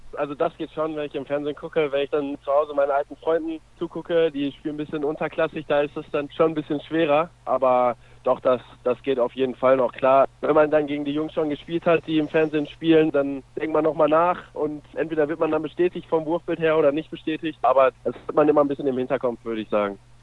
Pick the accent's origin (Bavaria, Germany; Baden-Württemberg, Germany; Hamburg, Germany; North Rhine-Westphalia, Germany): North Rhine-Westphalia, Germany; also born or lived in Minden; now in Lübbecke, Germany; Ich komme aus Watzlawitzumfeln. Das ist ja auch in Ostwestfalen bei, bei Lemgo und Herford in der Nähe